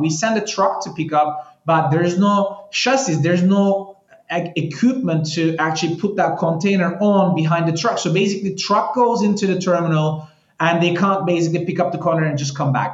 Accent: Istanbul, Turkey; moved away as an adult; also born or lived in Paris, France / China; now in Miami, United States; I'm, I'm originally from Istanbul, Turkey. Um, I left Turkey maybe like 12 years ago

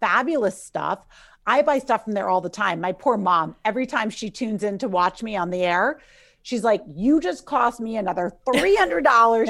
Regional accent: New York City, New York, United States; I'm from New York City

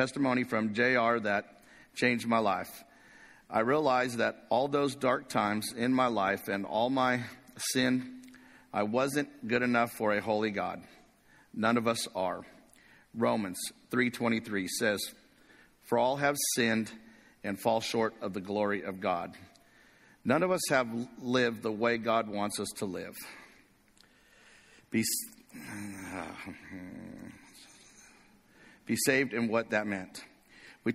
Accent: Corona, California, United States; I grew up in a small town in Corona, California

